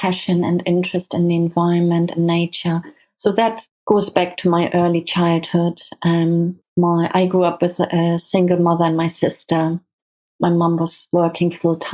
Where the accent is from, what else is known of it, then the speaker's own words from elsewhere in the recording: Hamburg, Germany; now in United Kingdom; I grew up in Germany. I'm German.